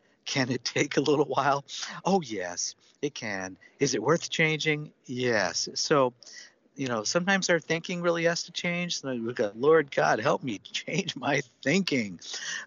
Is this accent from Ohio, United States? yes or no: no; Seattle, Washington, United States; I'm from Seattle